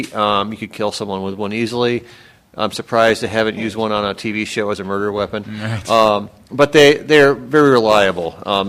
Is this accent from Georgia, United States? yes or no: no; Watertown, New York, United States; moved away; also born or lived in Ann Arbor, Michigan; I was born in Watertown, New York.